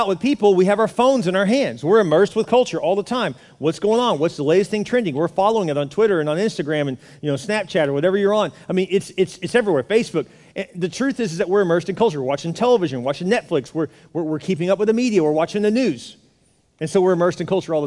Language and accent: English; Houston, Texas, United States; I grew up in Houston